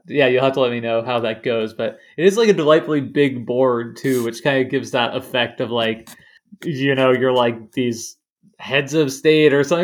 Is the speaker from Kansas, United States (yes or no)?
yes; Lawrence, Kansas, United States; I grew up in Lawrence, Kansas, which is like home of the Kansas Jayhawks